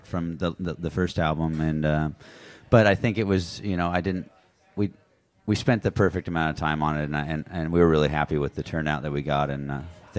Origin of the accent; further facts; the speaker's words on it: Helix, Oregon, United States; now in Boise, United States; Me and my brothers, Thomas and Jason, the bass and drummer, are my brothers, and we grew up outside of Pendleton, Oregon, in a little town called Helix